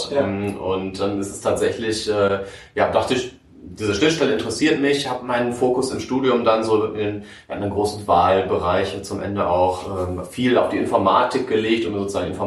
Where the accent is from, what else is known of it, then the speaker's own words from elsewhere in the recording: Münster, North Rhine-Westphalia, Germany; im schönen Hiltrup geboren und aufgewachsen. Bin dann nach der Schule nach Aachen gegangen, um zu studieren.